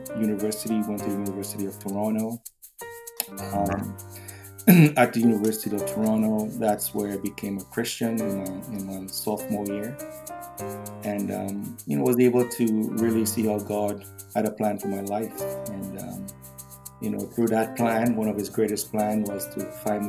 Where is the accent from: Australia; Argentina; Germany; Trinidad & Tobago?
Trinidad & Tobago; also born or lived in Canada; now in Weston, United States; I was born in Trinidad